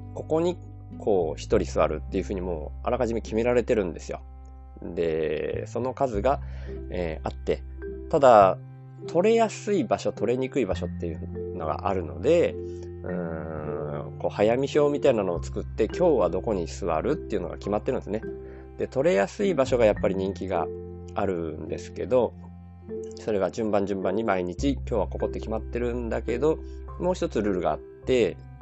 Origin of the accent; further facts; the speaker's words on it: Kobayashi, Miyazaki, Japan; accent: Miyazaki dialect (Nojiri dialect); moved away as an adult; also born or lived in Ibaraki; 僕はあの現在は小林市に吸収された、えー、野尻町っていう町に、の生まれ育ちなんですよだから野尻弁っていうことになるんですね